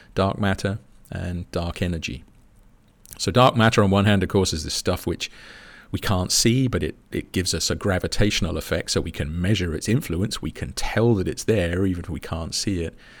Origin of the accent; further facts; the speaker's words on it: United Kingdom; as a Brit